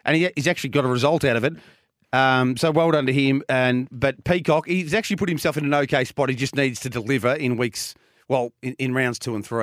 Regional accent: Geelong, Victoria, Australia; now in Melbourne, Australia; I, I grew up in Geelong

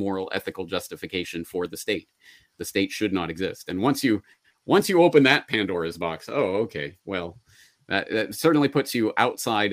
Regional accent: Alberta, Canada; I was born and raised in Alberta

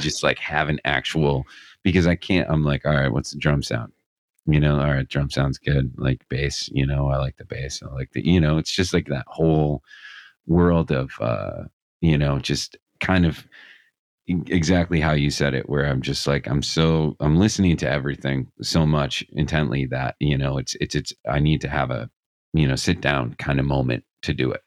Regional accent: Scranton, Pennsylvania, United States; I'm from Scranton, Pennsylvania

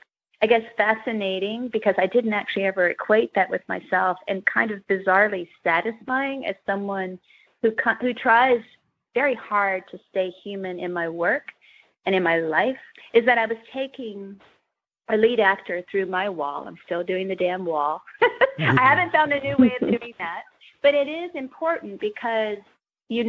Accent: Kentucky, United States; growing up in Kentucky

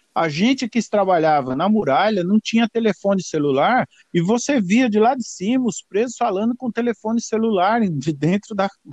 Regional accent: São Paulo, Brazil; moved away as an adult; now in United States; eu sou de São Paulo, é, é, tenho 55 anos de idade e nasci em São Paulo

